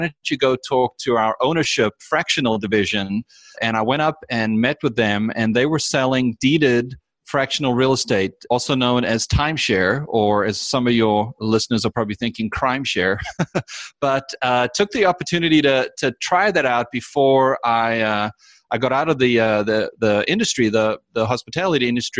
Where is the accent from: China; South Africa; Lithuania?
South Africa; moved away as an adult; now in United States; I was actually born and raised in South Africa